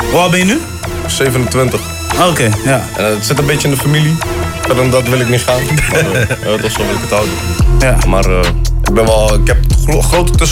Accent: Amsterdam, North Holland, Netherlands; now in Groningen, Netherlands; ik ben geboren in Amsterdam.

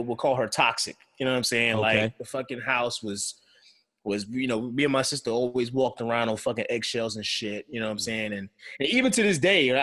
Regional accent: Beltsville, Maryland, United States; where I grew up at in Beltsville

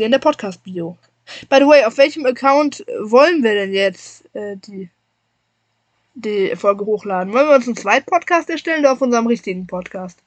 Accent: Wuppertal, North Rhine-Westphalia, Germany; hier bei uns zu Hause, in der Heimatstadt

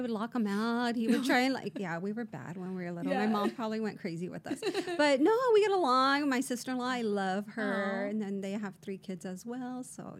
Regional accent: Imperial, California, United States; also born or lived in Brawley, California; So I am born and raised in Imperial, in the city of Imperial. Okay. I was actually born in Brawley but raised in Imperial.

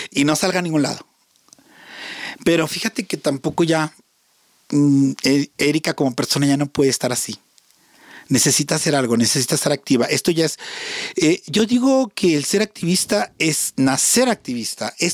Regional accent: Monterrey, Nuevo León, Mexico; moved away; porque soy de Monterrey. Ajá. Soy regia.

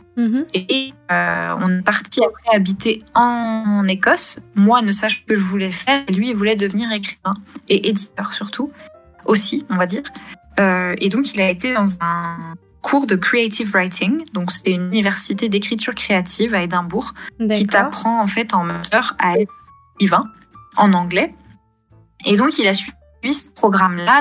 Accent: France; moved away as an adult; also born or lived in England / Scotland / Denmark; je suis française

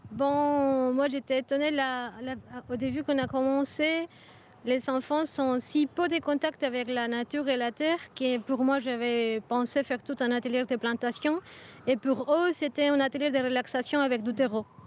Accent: Colombia; now in Brussels, Belgium; je viens de Colombie

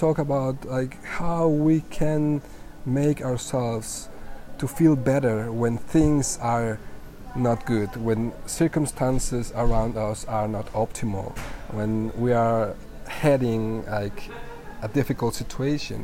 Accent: Mexico; English is a second language; moved away as an adult; now in Budapest, Hungary; I am from Mexico. I am currently in Budapest

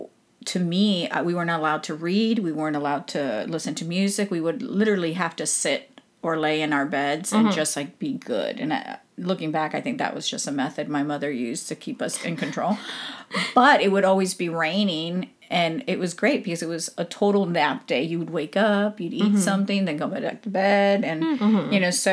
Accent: Florida, United States; I grew up in Florida

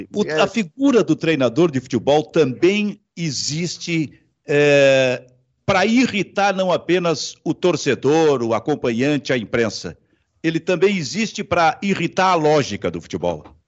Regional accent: Osório, Rio Grande do Sul, Brazil; nós somos da mesma, da, da mesma cidade, Osório

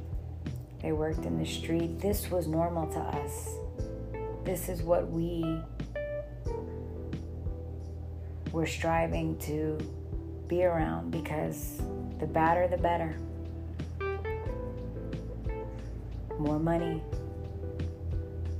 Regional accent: New York City, New York, United States; I'm a New Yorker, true and true, born and raised

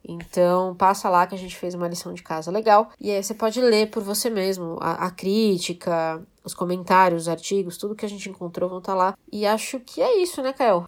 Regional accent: Brazil; nós, como brasileiros

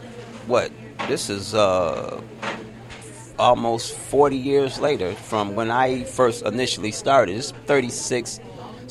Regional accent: Detroit, Michigan, United States; moved away as an adult; also born or lived in Royal Oak, Michigan; now in Los Angeles, United States; I'm from Detroit.

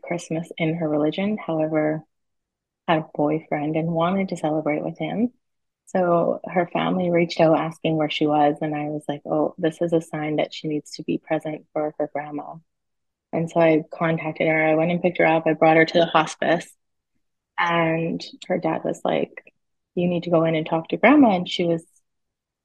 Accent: British Columbia, Canada; I'm from Canada, BC

